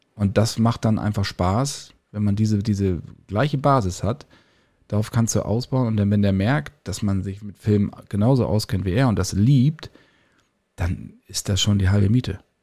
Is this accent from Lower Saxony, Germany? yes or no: yes; Lower Saxony, Germany; in meiner Heimatstadt in Niedersachsen